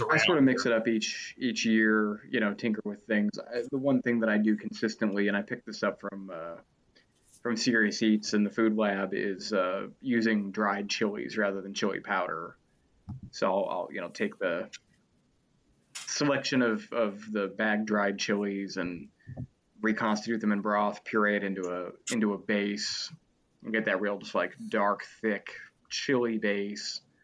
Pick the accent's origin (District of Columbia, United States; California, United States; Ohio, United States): Ohio, United States; Cleveland; also born or lived in Cincinnati; I'm from Cleveland